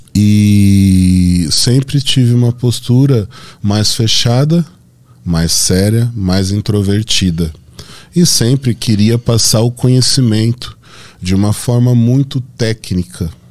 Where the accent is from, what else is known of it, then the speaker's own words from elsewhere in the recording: Santo André, São Paulo, Brazil; Eu sou de Santo André, bairro Camilópolis